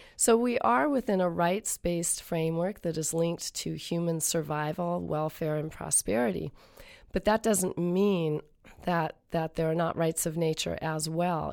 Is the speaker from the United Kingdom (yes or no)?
no; Columbia River, Pacific Northwest, United States; I grew up on the banks of the Columbia River at a chum spawning site.